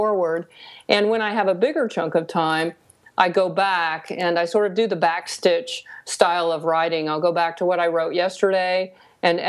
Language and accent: English; the South, United States; I grew up in the South.